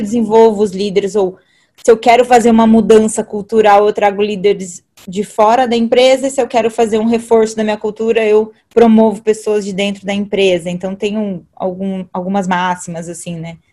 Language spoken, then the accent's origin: Portuguese; Alumínio, São Paulo, Brazil; moved away; eu vim do interior de São Paulo, então eu vim de uma cidade chamada Alumínio